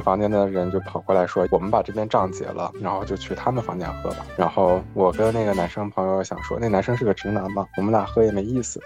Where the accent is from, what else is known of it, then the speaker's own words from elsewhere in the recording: Northeast China, China; now in Melbourne, Australia; 我是在东北出生的